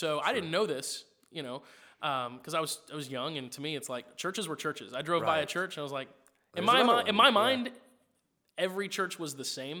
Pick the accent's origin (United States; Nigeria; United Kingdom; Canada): United States; Springfield, Missouri; I grew up in Springfield, Missouri. Well, I grew up in a lot of places. I moved around a lot. But I spent a big chunk of my early days in Springfield.